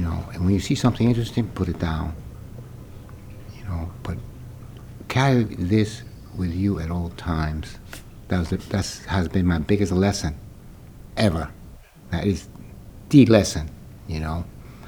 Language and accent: English; Santiago, Dominican Republic; also born or lived in New York; now in Boston, United States; I was born in Santiago, Dominican Republic, in a little village called Bella Vista